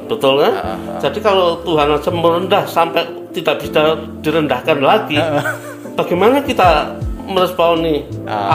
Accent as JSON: {"language": "Indonesian", "region": "Java", "country": "Indonesia", "said": "saya kan orang Jawa saya"}